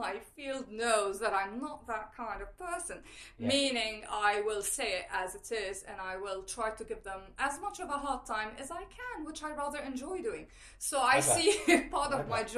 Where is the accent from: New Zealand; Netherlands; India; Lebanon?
Lebanon; moved away as an adult; now in London, United Kingdom; I grew up in Lebanon during the Civil War. I lived through most of it.